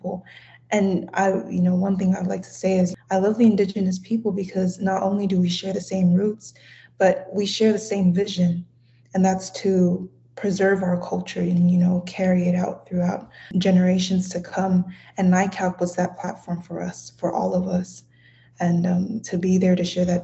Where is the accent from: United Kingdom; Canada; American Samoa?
American Samoa; first language Samoan; English is a second language; I just introduced myself in my native language, the Samoan language. I am originally from American Samoa